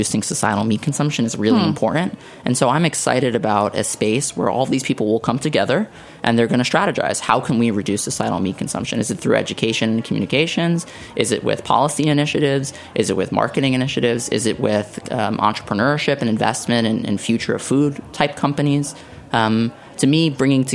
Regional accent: New York City, New York, United States; moved away; growing up in Staten Island, my favorite foods were buffalo wings

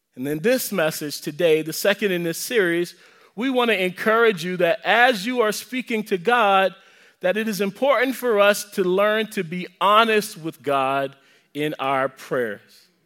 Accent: the South, United States; I'm from the South.

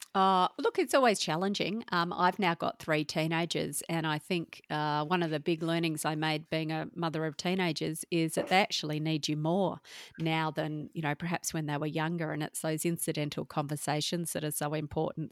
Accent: Perth, Western Australia, Australia; also born or lived in Melbourne; was born in Melbourne, but grew up in Perth with a single mum

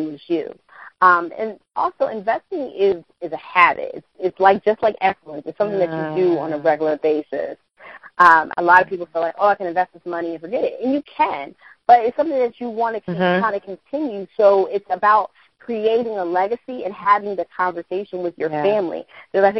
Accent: Philadelphia, Pennsylvania, United States; I'm from Philadelphia

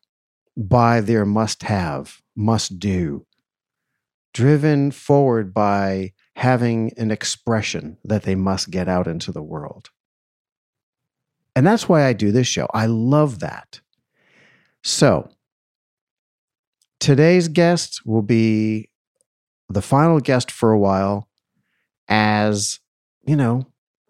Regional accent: Boston, Massachusetts, United States; also born or lived in New York City; now in Los Angeles, United States; I'm originally from Boston

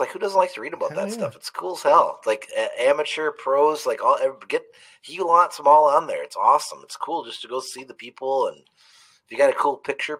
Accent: Spring Valley, Wisconsin, United States; We all know that I'm from Wisconsin, right? And the little town that I went to school was Spring Valley, Wisconsin, okay?

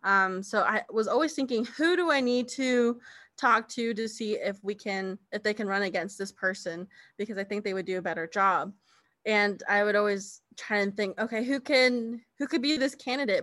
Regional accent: United States; now in Kansas, United States; I am Navajo from the Navajo Nation

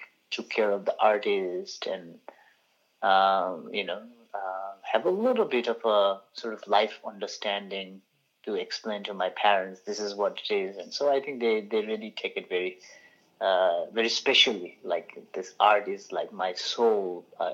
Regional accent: Bhaktapur, Bagmati, Nepal; the town where I grew up in Bhaktapur, it has a lot of Buddhist art there around

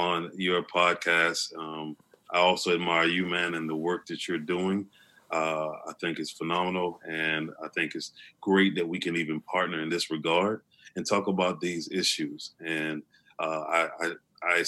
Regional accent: Opelika, Alabama, United States; I'm from Opelika, Alabama

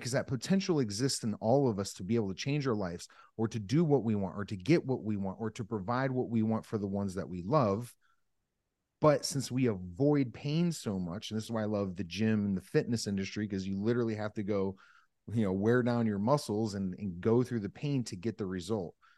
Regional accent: Northeast Pennsylvania, United States; I grew up in Northeast Pennsylvania

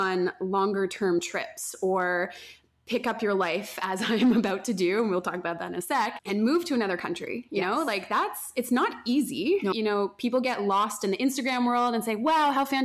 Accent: Canada; moved away as an adult; also born or lived in Colombia; We are very blessed to have been growing up in Canada for the majority of our lives, and to be Canadian

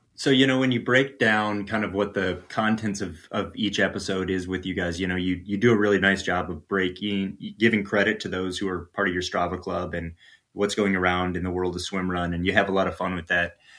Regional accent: Midwest, United States; moved away; I'm originally from the Midwest

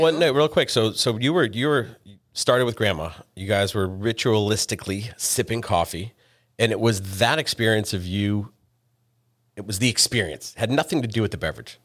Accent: New England, United States; moved away; I'm from New England.

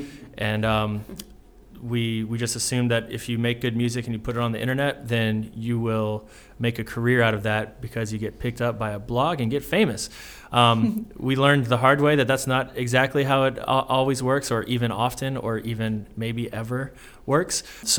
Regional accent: New Orleans, Louisiana, United States; now in Chattanooga, United States; I'm originally from New Orleans, Louisiana.

